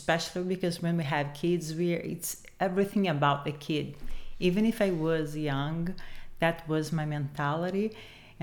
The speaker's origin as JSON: {"language": "English", "region": "Rio de Janeiro", "country": "Brazil", "tie": "born or raised there", "second_language": "English", "moved": "as an adult", "lives_now": "Los Angeles, United States", "said": "So I grew up and I was raised and I grew up in Brazil, Rio de Janeiro"}